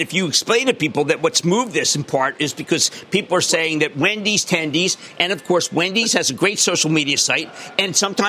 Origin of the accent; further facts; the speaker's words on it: Philadelphia, Pennsylvania, United States; I'm from Philly.